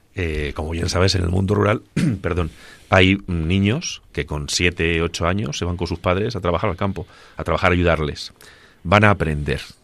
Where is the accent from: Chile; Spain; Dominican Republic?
Spain; Agudo, Castilla-La Mancha; yo que nací en, en Ciudad Real, en Agudo, vivo y siento mi pueblo